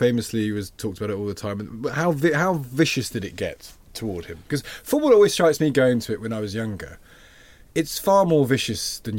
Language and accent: English; Nottinghamshire, East Midlands, United Kingdom; I'm from Nottinghamshire